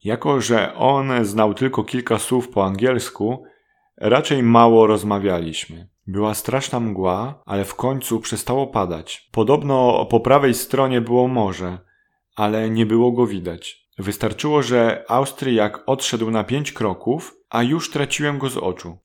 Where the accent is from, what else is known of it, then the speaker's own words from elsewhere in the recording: Łódź, Łódź Voivodeship, Poland; jestem z Łodzi